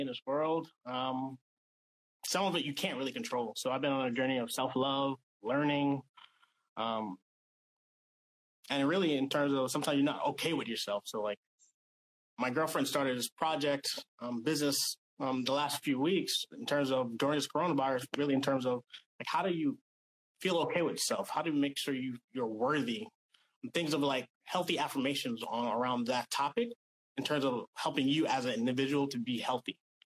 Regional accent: New York, United States; moved away as an adult; also born or lived in New Hampshire; now in Sacramento, United States; I'm from New York.

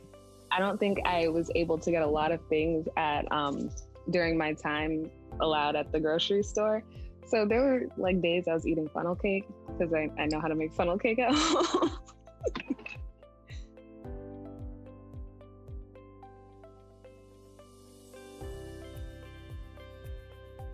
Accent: Florida, United States; also born or lived in Boston, Massachusetts; I grew up mostly in Florida, was raised a bit in Boston, went back and forth

